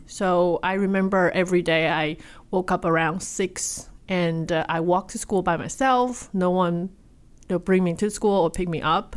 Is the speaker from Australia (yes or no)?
no; Taipei, Taiwan; moved away; Taipei, Taiwan